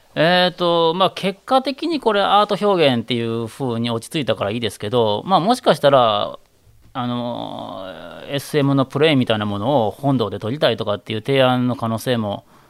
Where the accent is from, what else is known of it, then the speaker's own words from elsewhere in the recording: Kanzaki, Hyogo, Japan; 兵庫県の、まあ、昔神崎の私があったっていうあたりにうちの実家のお寺が私の生まれたお寺があるんですけど